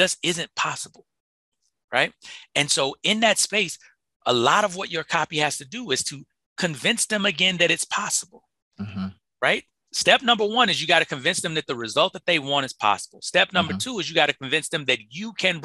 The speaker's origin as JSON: {"language": "English", "town": "Chicago", "region": "Illinois", "country": "United States", "moved": "yes", "said": "I'm from Chicago"}